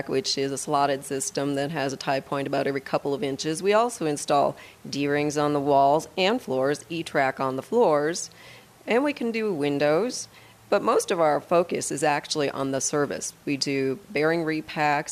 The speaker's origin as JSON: {"language": "English", "region": "Midwest", "country": "United States", "moved": "as an adult", "lives_now": "Wheat Ridge, United States", "said": "I'm actually from the Midwest"}